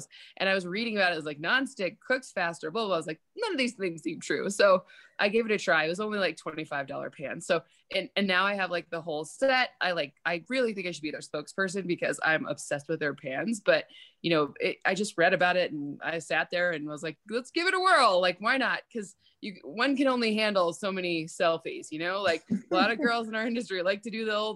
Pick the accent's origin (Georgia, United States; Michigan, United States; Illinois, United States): Michigan, United States; now in California, United States; I'm from Michigan